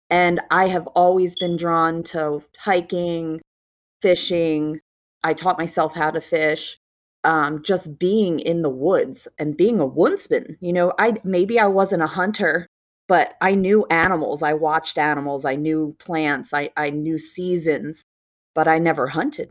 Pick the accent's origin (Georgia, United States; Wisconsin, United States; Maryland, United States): Maryland, United States; also born or lived in South Carolina; I'm from Maryland, and I own a salon and work in Maryland